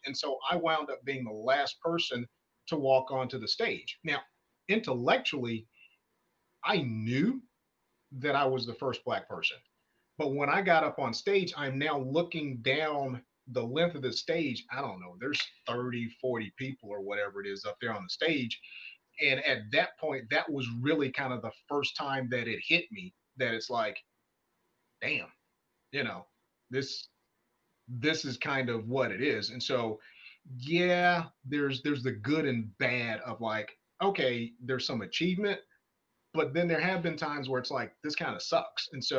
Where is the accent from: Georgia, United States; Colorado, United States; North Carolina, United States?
Georgia, United States; Atlanta; I'm from Atlanta